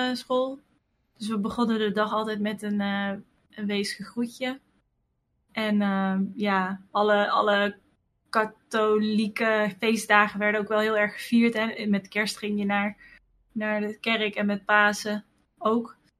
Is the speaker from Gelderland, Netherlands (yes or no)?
yes; Wamel, Gelderland, Netherlands; Ik ben opgegroeid in Wamel. Dat is een eh, dorpje